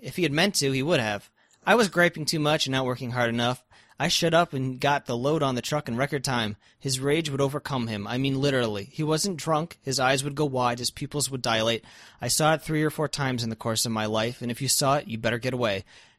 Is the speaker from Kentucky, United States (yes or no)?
yes; Kentucky, United States; I grew up in Kentucky, and my mom's side of the family, they were men's men.